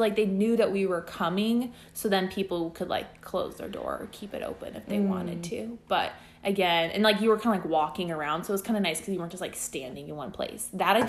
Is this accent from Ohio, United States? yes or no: no; Iowa, United States; moved away; I'm from Iowa